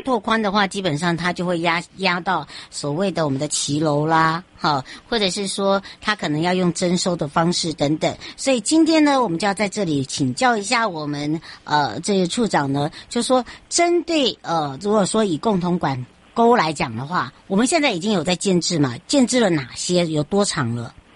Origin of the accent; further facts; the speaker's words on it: Hualien County, Taiwan; 回到我的故乡花莲